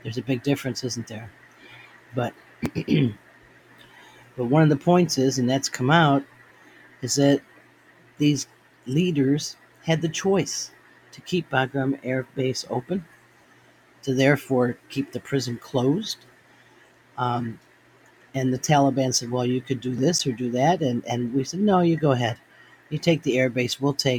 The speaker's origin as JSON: {"language": "English", "country": "United States", "said": "I am a Marine, but I am first an American. I'm an American, but I'm always a Marine."}